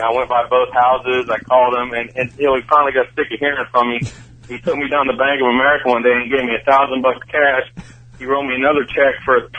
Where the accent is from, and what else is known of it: West Virginia, United States; born or raised there; moved away; also born or lived in Wheeling, West Virginia